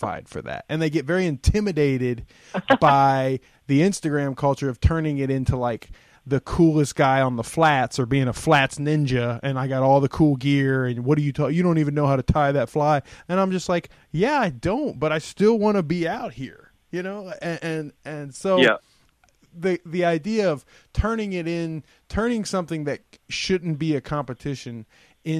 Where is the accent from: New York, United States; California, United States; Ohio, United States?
Ohio, United States; moved away as an adult; also born or lived in Florida; I'm from Ohio, right? Like I'm from the Midwest